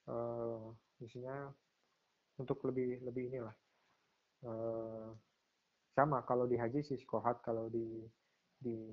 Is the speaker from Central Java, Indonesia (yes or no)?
yes; Pati, Central Java, Indonesia; itu uh, kalau di eh, daerah saya di Pati itu setauku